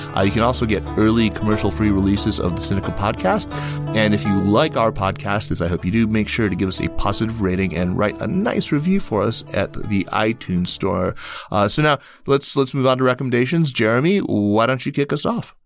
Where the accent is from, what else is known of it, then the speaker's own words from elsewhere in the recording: United States; I'm an American. I grew up here.